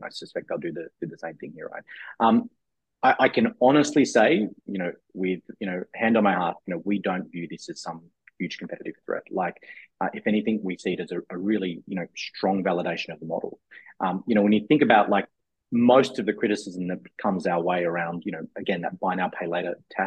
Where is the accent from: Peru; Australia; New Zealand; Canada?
Australia; moved away as an adult; now in United States; as an Australian coming to the US 6 years ago.